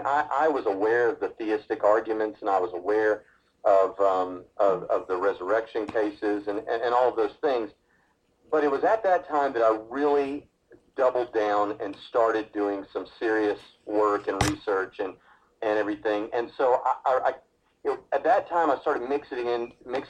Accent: Lebanon, Tennessee, United States; moved away; we grew up outside of Nashville, Tennessee, in a place called Lebanon, Tennessee

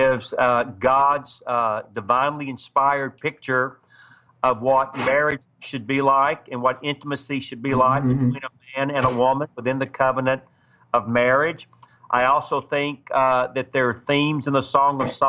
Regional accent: Atlanta, Georgia, United States; moved away as an adult; also born or lived in Dallas, Texas; I grew up in Atlanta, Georgia

